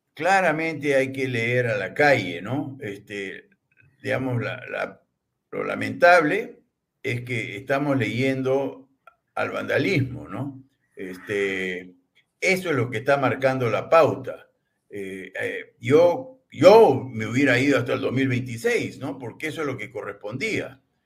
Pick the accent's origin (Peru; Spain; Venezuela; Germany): Peru; como los peruanos